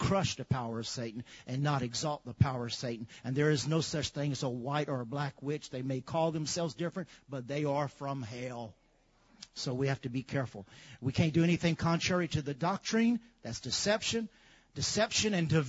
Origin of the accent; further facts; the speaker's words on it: Lafayette, United States; growing up in Lafayette